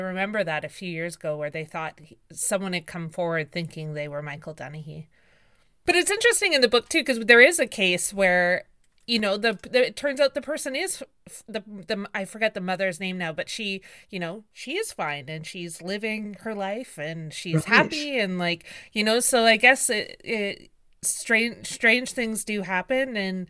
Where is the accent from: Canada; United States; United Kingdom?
Canada; Victoria, British Columbia; and I grew up in Victoria, and so I remember that very clearly